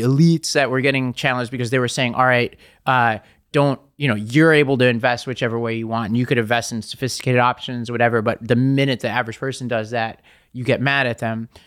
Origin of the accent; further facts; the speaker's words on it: New York City, New York, United States; I'm from Staten Island